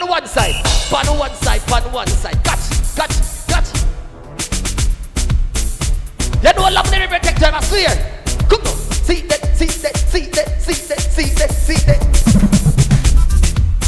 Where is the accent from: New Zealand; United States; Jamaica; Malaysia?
Jamaica; accent: Jamaican; I'm not American, I can't speak American. I'ma try my best, but I'ma give it a straight Jamaican shit